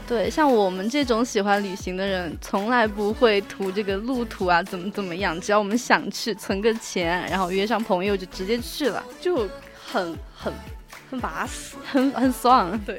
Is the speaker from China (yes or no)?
yes; Sichuan, China; 我们川妹子怎么能不吃辣呢？